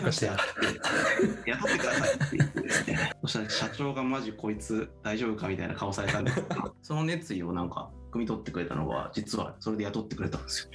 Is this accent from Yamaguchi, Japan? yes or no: no; Miyagi, Japan; moved away as an adult; now in Tokyo, Japan; 僕地元が宮城なんですけどもその時まだ宮城県にいてそこから東京に上京してくるって感じですね